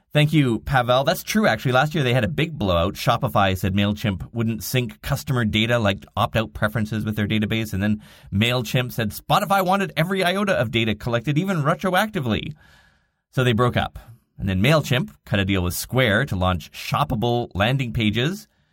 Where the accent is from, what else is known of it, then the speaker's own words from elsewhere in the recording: Canada; I'm Canadian